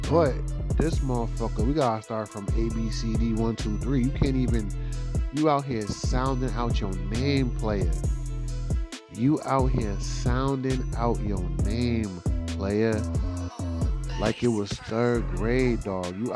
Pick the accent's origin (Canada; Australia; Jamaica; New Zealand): Jamaica; Yo, y'all like my Jamaican accent right there? You know, um, I am very Jamaican